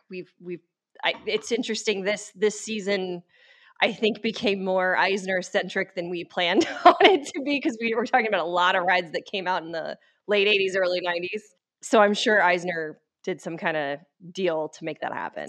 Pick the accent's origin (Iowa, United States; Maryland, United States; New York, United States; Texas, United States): Texas, United States; Dallas; moved away; I'm from Dallas